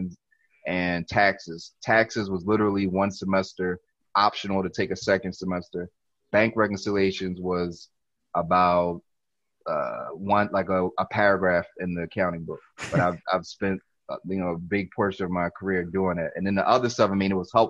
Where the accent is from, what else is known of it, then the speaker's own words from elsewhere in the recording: Philadelphia, Pennsylvania, United States; also born or lived in California / Lower Merion / Cheltenham; actually was born out in Cali. Probably came to Philly when I was like one or two